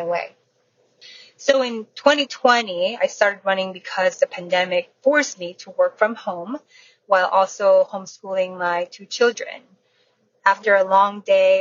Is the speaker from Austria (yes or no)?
no; Florida, United States; I am from the Alligator State, Florida.